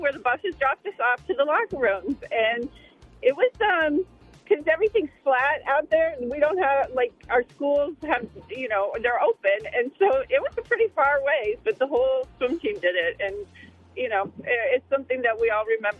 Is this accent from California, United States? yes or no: yes; California, United States; moved away; So I grew up in California during the streaking era